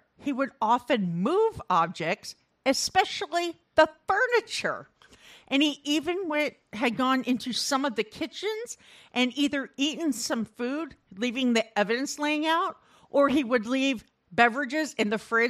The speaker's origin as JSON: {"language": "English", "town": "Storm Lake", "region": "Iowa", "country": "United States", "said": "I'm from Storm Lake, Iowa, so we scooped the loop on the weekends."}